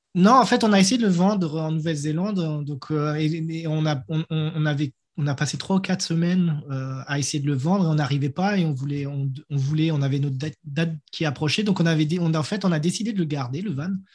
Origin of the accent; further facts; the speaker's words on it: Strasbourg, Grand Est, France; moved away as an adult; now in New Zealand; je viens de Strasbourg